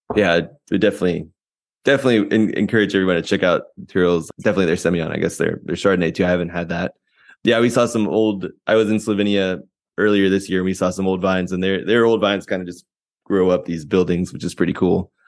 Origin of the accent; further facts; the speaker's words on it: Virginia, United States; moved away; I'm I'm originally from Virginia